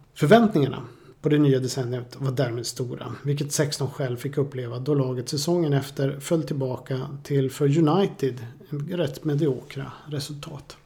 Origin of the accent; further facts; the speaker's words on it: Boden, Norrbotten County, Sweden; moved away; Jag växte upp i Boden en gång för länge sedan.